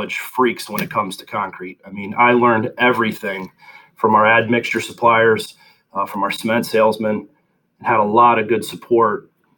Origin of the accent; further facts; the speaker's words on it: South Central Pennsylvania, United States; growing up in South Central Pennsylvania